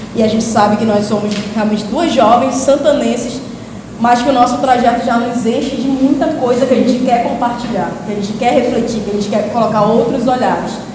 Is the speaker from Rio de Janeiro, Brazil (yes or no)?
no; Porto Grande, Amapá, Brazil; que cresci no Porto Grande